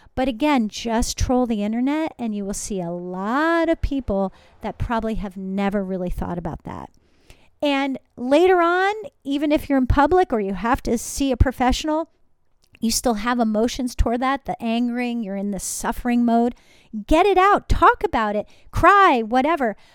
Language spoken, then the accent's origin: English; New Jersey, United States; I'm from New Jersey